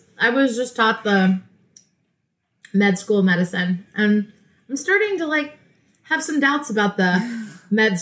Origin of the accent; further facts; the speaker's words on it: Dallas, Texas, United States; moved away; also born or lived in Midwest / Georgia; I grew up in Dallas, Texas, but then also in the Midwest